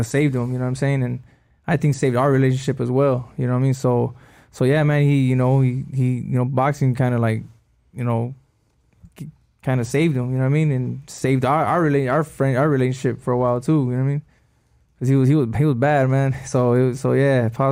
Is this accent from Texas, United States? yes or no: no; El Monte, California, United States; moved away; I was from El Monte